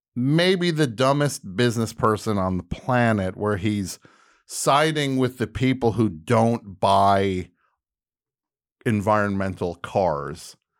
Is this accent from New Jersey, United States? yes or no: yes; New Jersey, United States; moved away; also born or lived in New York; That's the New Jersey speaking